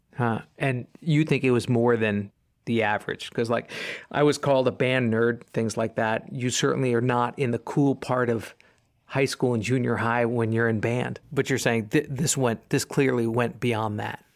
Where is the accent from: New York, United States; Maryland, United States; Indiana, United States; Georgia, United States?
New York, United States; I'm from New York